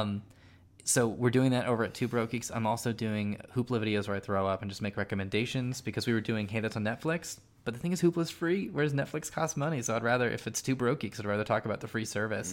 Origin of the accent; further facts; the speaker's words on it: Silicon Valley, California, United States; I'm from Silicon Valley, my dad's an engineer